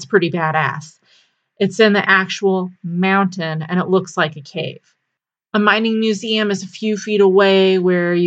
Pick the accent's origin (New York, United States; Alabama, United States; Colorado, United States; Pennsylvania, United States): Colorado, United States; Pueblo; also born or lived in Del Norte, Colorado; my hometown of Pueblo